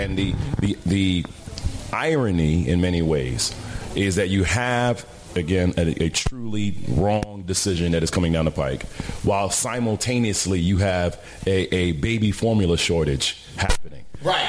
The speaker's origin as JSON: {"language": "English", "town": "New York City", "region": "New York", "country": "United States", "said": "I'm a cat from the Bronx all day, every day"}